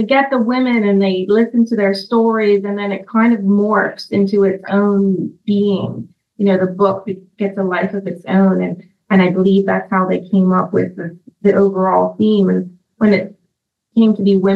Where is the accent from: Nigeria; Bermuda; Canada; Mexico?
Bermuda; from Bermuda